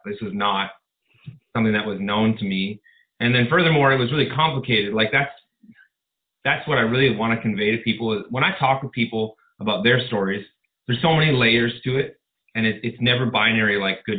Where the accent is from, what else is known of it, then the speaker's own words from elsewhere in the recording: Southern Ontario, Canada; I grew up in Southern Ontario, and kind of a normal childhood experience